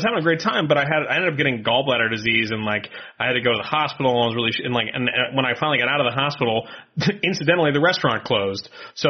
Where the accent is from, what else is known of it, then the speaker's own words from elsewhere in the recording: Maine, United States; I am from Maine.